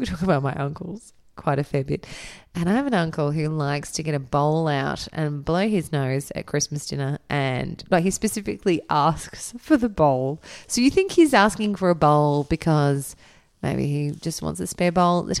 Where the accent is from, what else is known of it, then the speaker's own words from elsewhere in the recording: England, United Kingdom; I think that's an English thing because I'm English.